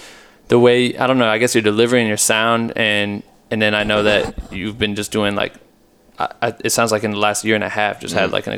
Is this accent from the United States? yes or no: yes; Iowa, United States; I grew up in Iowa, bro. So I'm like from the middle of America in the cornfields.